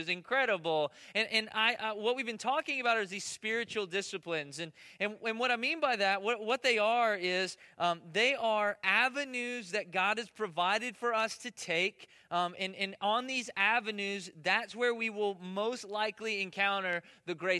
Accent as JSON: {"language": "English", "country": "United States", "said": "I'm American"}